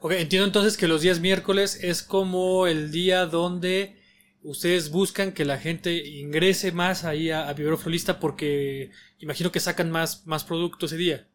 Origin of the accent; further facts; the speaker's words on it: Mexico; como mexicanos que somos y como por vivir aquí